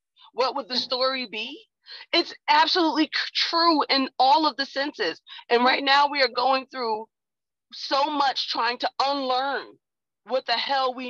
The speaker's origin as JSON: {"language": "English", "country": "United States", "said": "I am an African-American woman"}